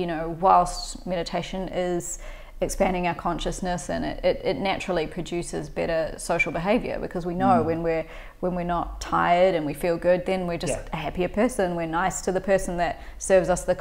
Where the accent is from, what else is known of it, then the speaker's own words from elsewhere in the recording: New Zealand; grew up in New Zealand. I'm from New Zealand